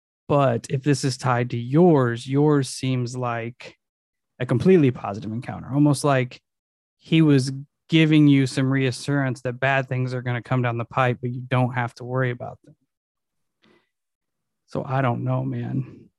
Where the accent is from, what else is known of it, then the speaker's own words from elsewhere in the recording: California, United States; I was from California living in Iowa City and was in a very tumultuous period of my life.